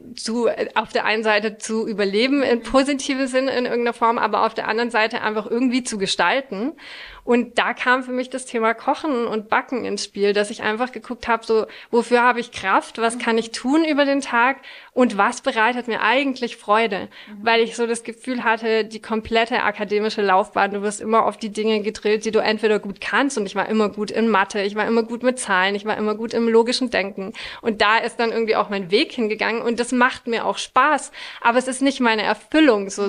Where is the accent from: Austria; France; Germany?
France; moved away; Ich bin in Frankreich aufgewachsen und zur Grundschule gegangen